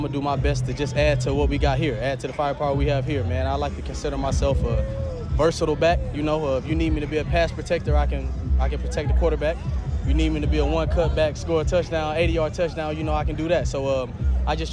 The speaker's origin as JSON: {"language": "English", "town": "Macclenny", "region": "Florida", "country": "United States", "moved": "as an adult", "lives_now": "Houston, United States", "said": "I'm from Florida"}